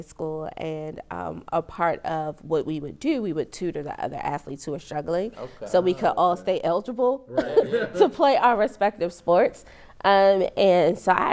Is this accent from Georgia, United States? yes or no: no; Prince George's County, Maryland, United States; also born or lived in Anne Arundel County, Maryland; born and raised in Maryland, specifically PG County, but I've spent the bulk of my adult life living in Arundel County.